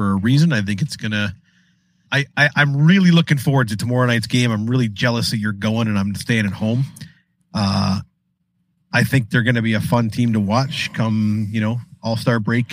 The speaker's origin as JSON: {"language": "English", "town": "Chatham", "region": "Ontario", "country": "Canada", "tie": "born or raised there", "said": "I grew up in Chatham"}